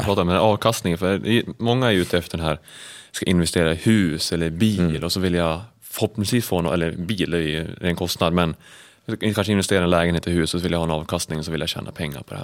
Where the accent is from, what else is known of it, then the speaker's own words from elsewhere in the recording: Sandviken, Gävleborg County, Sweden; jag kommer ju från Sandviken